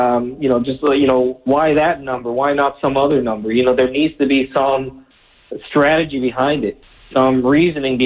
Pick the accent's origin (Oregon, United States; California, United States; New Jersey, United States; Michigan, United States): New Jersey, United States; I grew up here in New Jersey